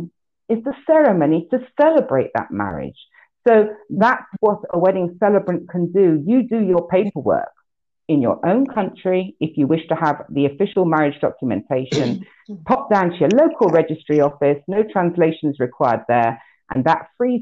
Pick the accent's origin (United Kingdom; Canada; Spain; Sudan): United Kingdom; now in Greece; my home country, the UK